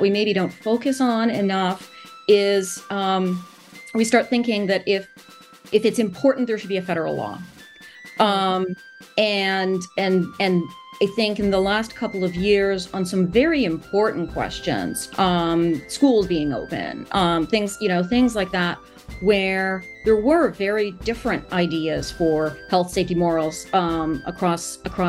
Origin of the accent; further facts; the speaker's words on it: United States; as an American